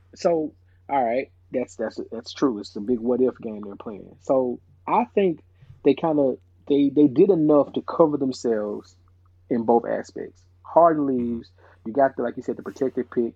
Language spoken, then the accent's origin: English; Nashville, Tennessee, United States; growing up in Nashville, uh, Tennessee